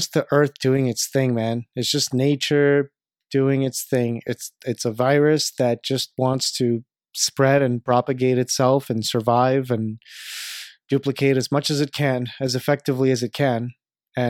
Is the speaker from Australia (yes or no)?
no; Canada; from my perspective as a Canadian